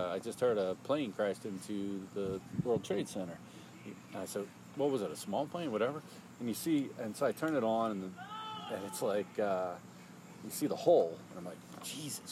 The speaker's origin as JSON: {"language": "English", "country": "United States", "said": "as an American"}